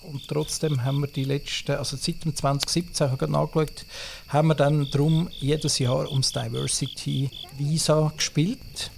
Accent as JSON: {"language": "German", "country": "Switzerland", "said": "Bei uns in der Schweiz"}